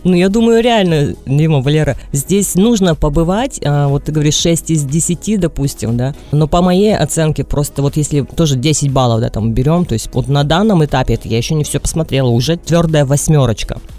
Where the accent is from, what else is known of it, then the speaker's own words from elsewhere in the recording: Vladivostok, Primorsky Krai, Russia; я из Владивостока, да, Дим? У нас почти с каждого окна видно, что море